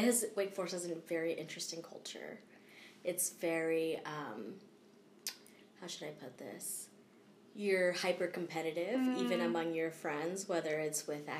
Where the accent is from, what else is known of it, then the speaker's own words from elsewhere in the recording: Southern Virginia, United States; moved away as an adult; also born or lived in Bozeman, Montana; when I grew up in Virginia. It was a very, like, affluent part of Southern Virginia.